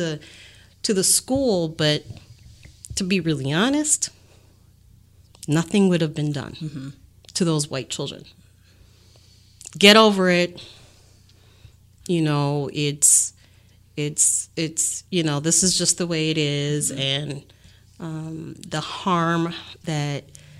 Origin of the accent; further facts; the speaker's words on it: Bayside, Wisconsin, United States; I grew up in Bayside, which is a predominantly white neighborhood, affluent